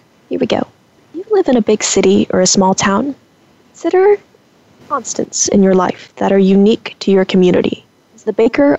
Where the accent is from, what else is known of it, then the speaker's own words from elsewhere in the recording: California, United States; I, on the other hand, was born and raised in California's Central Valley. What I enjoyed the most as a kid, living in a rural town, was the openness.